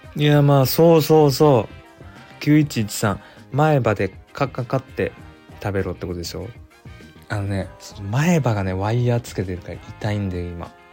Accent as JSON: {"language": "Japanese", "region": "Aichi", "country": "Japan", "tie": "born or raised there", "accent": "Nagoya dialect", "moved": "yes", "lives_now": "Tokyo, Japan", "said": "俺の地元って交通事故ナンバーワンの愛知県"}